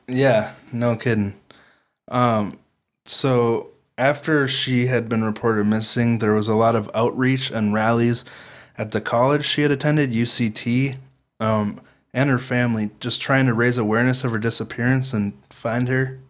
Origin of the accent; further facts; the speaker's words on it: Midwestern American, United States; We are Midwestern American kids